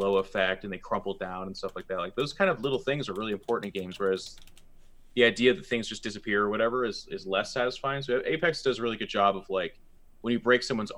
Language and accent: English; Seattle, Washington, United States; Being born and raised in Seattle